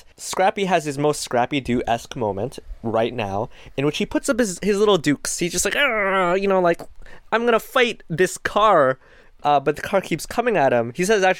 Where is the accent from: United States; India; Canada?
Canada; because I'm Canadian